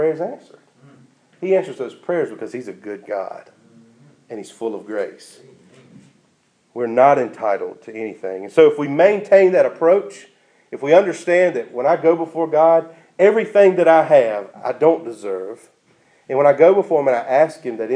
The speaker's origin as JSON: {"language": "English", "country": "United States", "said": "living as an American Christian"}